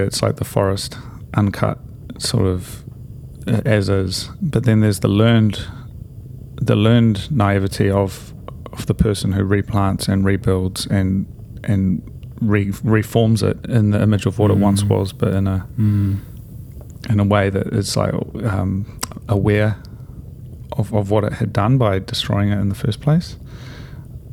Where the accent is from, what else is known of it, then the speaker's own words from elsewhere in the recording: near Havelock North, Hawke's Bay, New Zealand; I used to go for these walks in the redwoods in Havelock North, so near my hometown